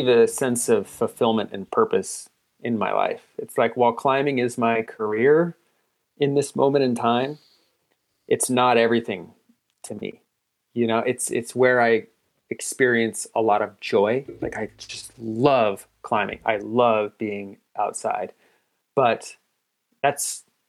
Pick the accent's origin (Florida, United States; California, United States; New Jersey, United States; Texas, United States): California, United States; Northern; I'm building a ground-up climbing gym in my hometown